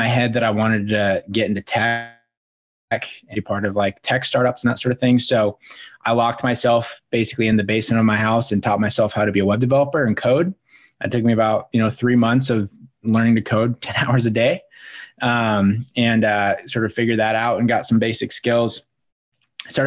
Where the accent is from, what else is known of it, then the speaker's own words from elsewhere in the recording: Bozeman, Montana, United States; moved away as an adult; also born or lived in Seattle, Washington; now in Spokane, United States; I grew up out in Bozeman, Montana